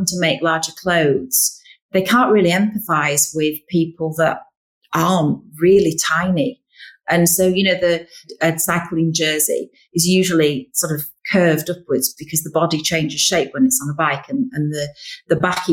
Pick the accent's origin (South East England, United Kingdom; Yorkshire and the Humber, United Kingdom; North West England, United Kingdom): Yorkshire and the Humber, United Kingdom; we're from Yorkshire